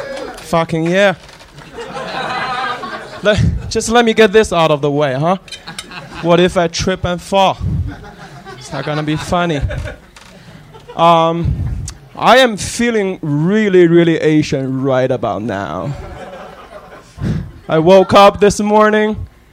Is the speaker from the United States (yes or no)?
no; China; moved away; I'm fucking from China.